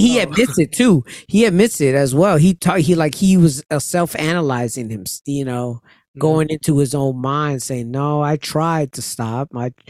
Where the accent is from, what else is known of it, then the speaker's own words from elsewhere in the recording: Amityville, New York, United States; I'm from Amityville.